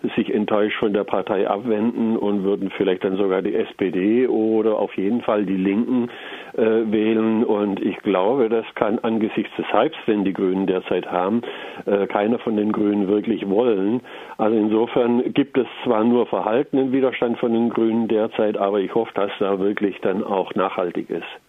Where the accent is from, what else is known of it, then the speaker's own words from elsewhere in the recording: Germany; bei uns in Deutschland